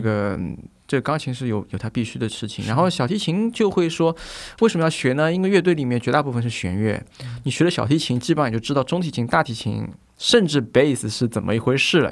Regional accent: China; also born or lived in Vienna; 尤其是我们中国人

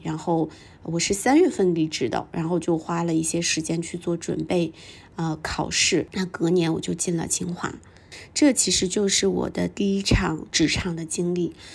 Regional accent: a small town in northern China, China; moved away; also born or lived in Beijing; 因为在我们成长的那个年代，我是八零后，在我们成长的那个年代，在北方的小镇里面

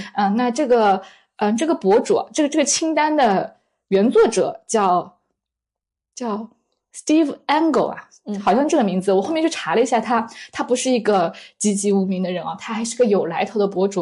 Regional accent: southern China, China; 我是一个南方人，可是我很喜欢吃面食

